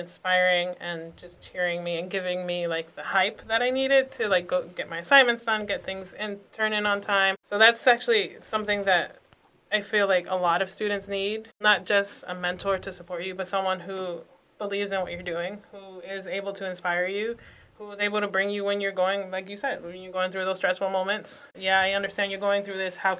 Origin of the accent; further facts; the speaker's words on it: Boston, Massachusetts, United States; born and raised in Dorchester